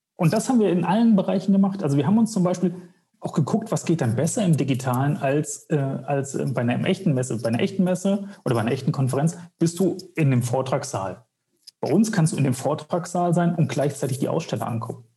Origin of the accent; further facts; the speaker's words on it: Wetzlar, Hesse, Germany; ich komme aus Wetzlar